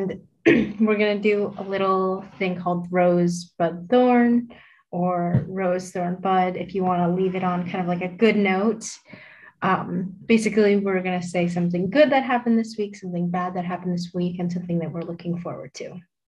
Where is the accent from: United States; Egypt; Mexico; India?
United States; Michigan; also born or lived in Jingdezhen, Jiangxi, China; I'm from Jingdezhen, and I'm from Michigan. I live in Michigan. That's my permanent address. But I'm currently in Massachusetts, Seth Hadley, for college.